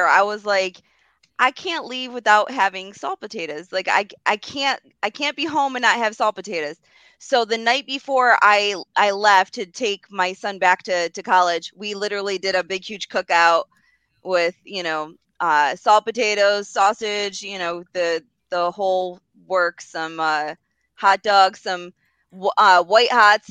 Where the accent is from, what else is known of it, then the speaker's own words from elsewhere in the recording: outside of Rochester, New York, United States; I grew up right outside of Rochester.